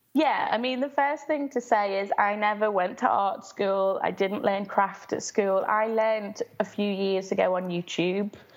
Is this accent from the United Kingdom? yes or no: yes; Liverpool, North West England, United Kingdom; I grew up in West Everton, which is a very low-income area in Liverpool